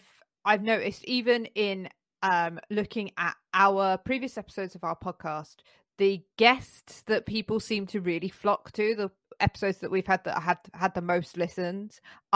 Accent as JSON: {"language": "English", "country": "United Kingdom", "said": "We're British."}